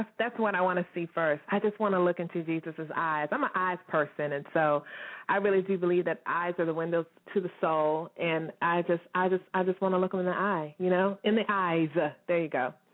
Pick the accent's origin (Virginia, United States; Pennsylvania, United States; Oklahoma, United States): Virginia, United States; Herndon; I'm from Herndon, Virginia